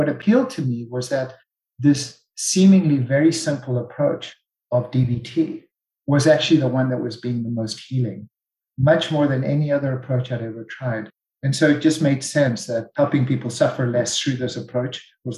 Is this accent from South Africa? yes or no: yes; South Africa; I'm South African.